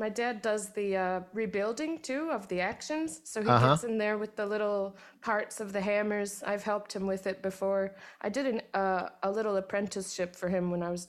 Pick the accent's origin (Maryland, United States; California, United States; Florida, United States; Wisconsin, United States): Florida, United States; Miami; also born or lived in Cleveland, Ohio; So we moved to Miami in 2000 from Cleveland, where I was born. And yeah, we just lived in Miami the longest of anywhere.